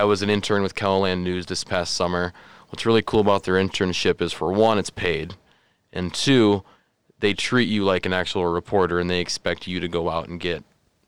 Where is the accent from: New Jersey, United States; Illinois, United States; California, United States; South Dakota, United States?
South Dakota, United States; Colman; I'm from Coleman, South Dakota, which is just about half an hour south of Brookings.